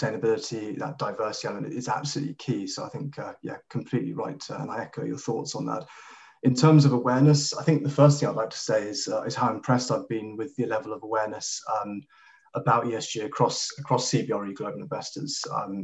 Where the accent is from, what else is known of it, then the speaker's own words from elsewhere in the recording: Kenya; I grew up in Kenya, in East Africa